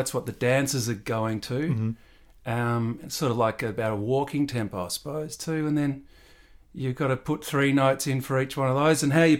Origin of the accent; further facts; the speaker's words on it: Canberra, Australian Capital Territory, Australia; So that little one was, we used to do that in Canberra. So I was up there for all my primary school from about five till.